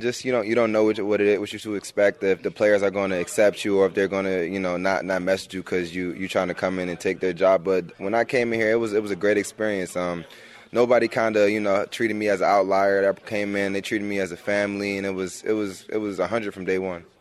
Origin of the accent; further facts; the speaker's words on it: Maryland, United States; moved away; at home we're kind of a Big Ten, 'cause, you know, we're from Maryland